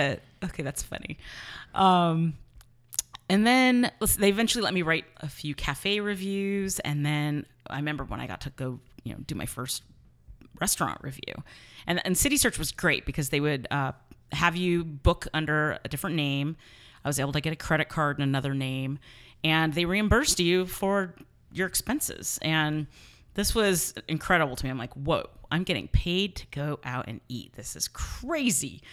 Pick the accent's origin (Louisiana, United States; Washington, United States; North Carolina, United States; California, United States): California, United States; San Mateo; I grew up in San Mateo